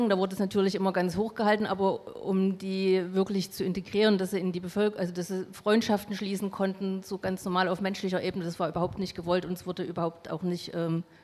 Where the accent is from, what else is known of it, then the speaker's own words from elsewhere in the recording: East Germany, Germany; Also ich komme aus der DDR und ich hatte auch, äh, war auch befreundet mit Mosambikanern.